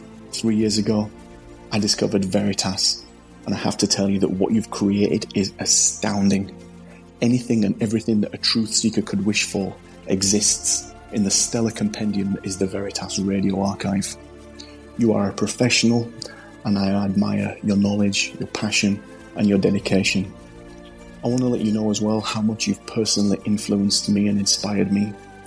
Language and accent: English; England, United Kingdom; I'm from England.